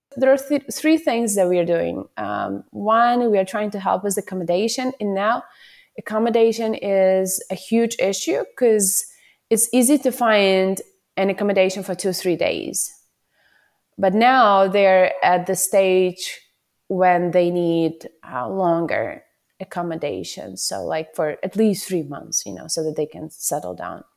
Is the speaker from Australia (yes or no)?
no; Ukraine; moved away as an adult; I'm from Ukraine.